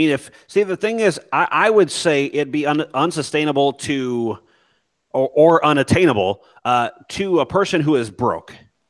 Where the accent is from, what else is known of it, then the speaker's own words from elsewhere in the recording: Ireland; and myself being Irish, yeah, I stand for the Irish fighter